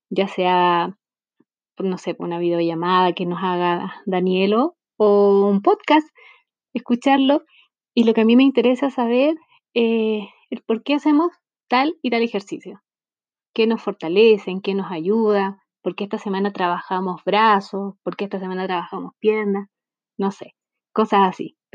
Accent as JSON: {"language": "Spanish", "country": "Chile", "said": "soy de Chile."}